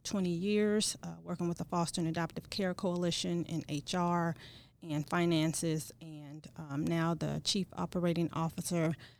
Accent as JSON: {"language": "English", "town": "East St. Louis", "region": "Illinois", "country": "United States", "tie": "born or raised there", "also_born_or_lived": "Kansas", "said": "I, uh, was born and raised in East Saint Louis and received my education from East Saint Louis School District"}